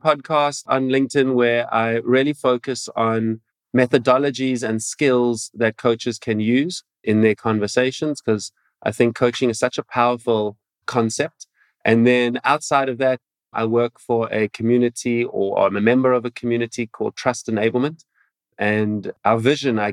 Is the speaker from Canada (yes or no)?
no; Cape Town, Western Cape, South Africa; I'm coming from South Africa, Cape Town. It's my home